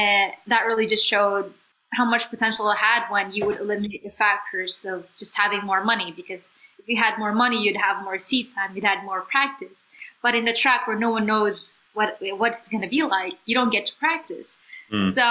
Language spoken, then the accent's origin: English; Philippines; moved away as an adult; I was just from the Philippines